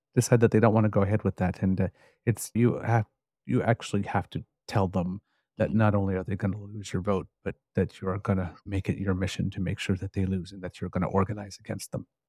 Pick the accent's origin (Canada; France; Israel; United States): Canada; Ontario; I'm from Ontario